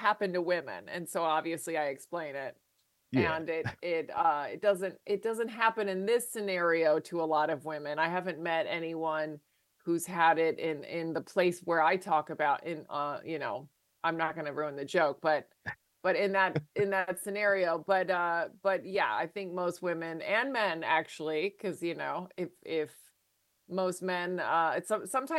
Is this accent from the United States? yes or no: yes; Virginia, United States; moved away; I'm from Virginia, so I know what it's like to live in the burbs